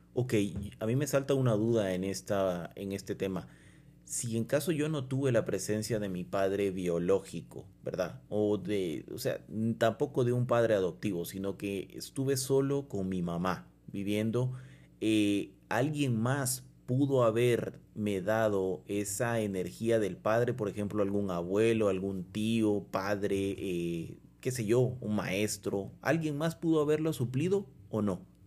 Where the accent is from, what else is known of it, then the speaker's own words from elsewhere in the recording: Guatemala; nosotros como guatemaltecos